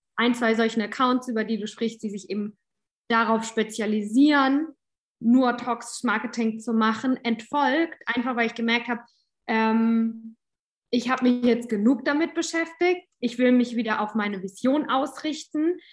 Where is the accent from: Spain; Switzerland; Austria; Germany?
Germany; Southern Germany; Ich komme aus Süddeutschland